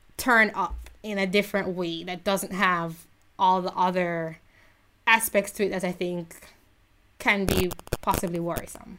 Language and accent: English; Jamaica; I was thoroughly shamed as a Jamaican